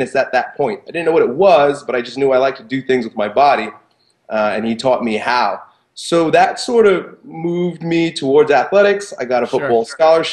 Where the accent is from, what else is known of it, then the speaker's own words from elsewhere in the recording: Long Island, New York, United States; I grew up in Long Island